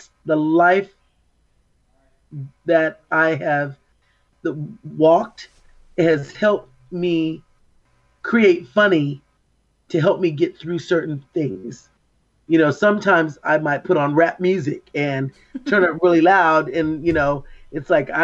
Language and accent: English; Oxnard, California, United States; I was born and raised in Oxnard, actually in Port Hueneme